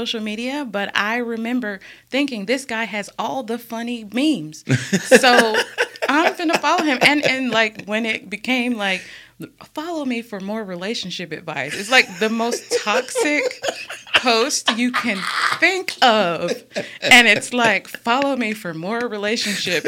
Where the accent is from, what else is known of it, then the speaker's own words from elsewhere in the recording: Irondale, Alabama, United States; also born or lived in Atlanta, Georgia; When they brought me home from St. Vincent's Hospital, they brought me to Irondale. My mom still stays there in the same house that I was raised in.